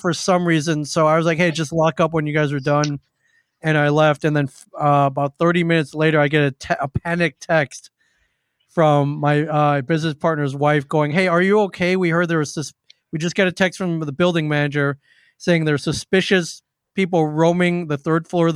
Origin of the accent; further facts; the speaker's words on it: Michigan, Indiana, Midwest, United States; moved away as an adult; now in New Jersey, United States; I grew up in the Midwest, in Michigan, in Indiana